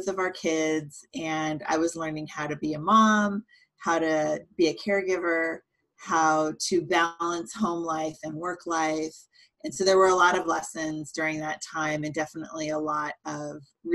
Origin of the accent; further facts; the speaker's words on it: San Jose, California, United States; also born or lived in Cupertino, California; now in Santa Cruz, United States; I grew up in Silicon Valley, so San Jose, Cupertino area